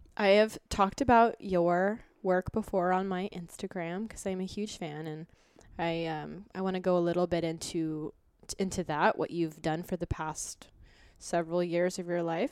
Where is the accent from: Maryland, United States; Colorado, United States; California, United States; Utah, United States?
Colorado, United States; Boulder; now in New York, United States; I'm from Boulder